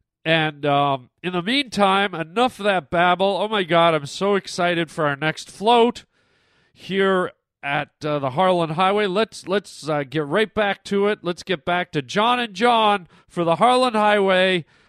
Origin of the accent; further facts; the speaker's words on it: Canada; I grew up in Canada, and, pretty much every Christmas, tons of snow.